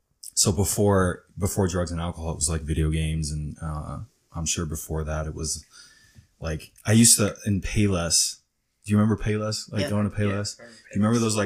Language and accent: English; Newburgh, New York, United States; also born or lived in Poughkeepsie, New York; I grew up in New York. I was born in Poughkeepsie, New York, which is an hour and a half north of New York City. And then we moved across the river to like the Newburgh, Hudson Valley area.